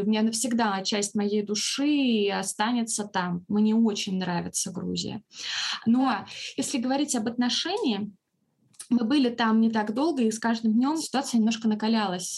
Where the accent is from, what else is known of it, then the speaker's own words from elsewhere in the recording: Russia; мы из России